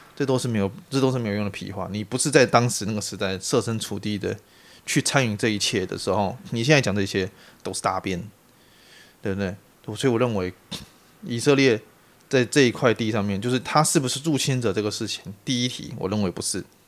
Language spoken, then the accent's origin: Chinese; Taiwan; 我是台湾人